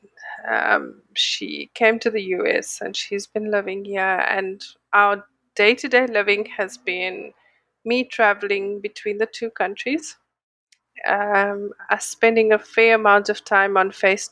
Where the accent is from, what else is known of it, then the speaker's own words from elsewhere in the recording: South Africa; moved away as an adult; now in Los Angeles, United States; I'm a South African living in Los Angeles